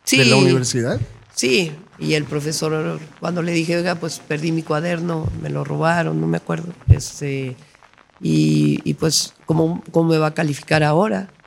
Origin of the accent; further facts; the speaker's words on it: State of Mexico, Mexico; crecí ahí en Echegaray. Y luego después nos mudamos a Coyoacán, en la Ciudad de México, y luego ya eh, soltera me fui a vivir a Tlalpan, donde vivo desde hace ya